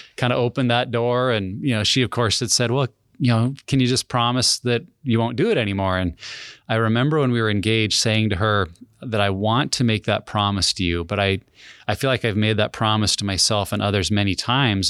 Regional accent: Helena, Montana, United States; moved away as an adult; also born or lived in Wyoming / Minnesota / Kelso, Washington; I grew up in a pastor's family in Wyoming and then Montana, graduated from Helena, Montana

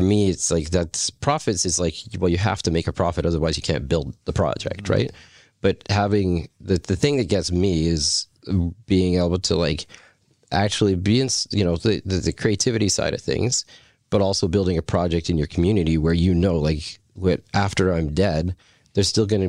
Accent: Deep Cove, British Columbia, Canada; like I grew up in Deep Cove, so if you grow up in that community, you kind of, all my friends are from all different walks of life

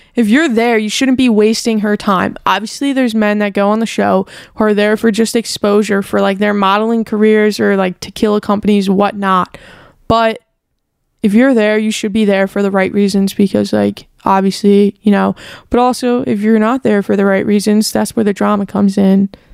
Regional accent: New York, United States; I am also from New York

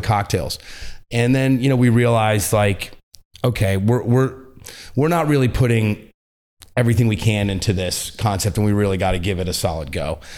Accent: New York, United States; we're all from New York

